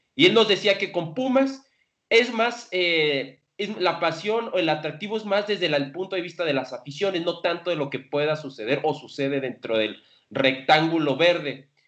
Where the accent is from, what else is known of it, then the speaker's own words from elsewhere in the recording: Mexico City, Mexico; yo que soy chilango